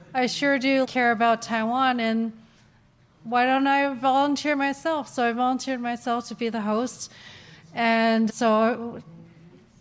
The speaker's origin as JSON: {"language": "English", "town": "Ottawa", "region": "Ontario", "country": "Canada", "tie": "born or raised there", "said": "I grew up in Ottawa"}